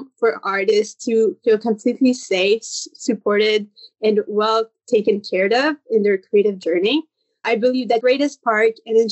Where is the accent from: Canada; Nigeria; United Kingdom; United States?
Canada; I'm from the National Capital Region of Canada in Ottawa-Gatineau, and I live like in the French side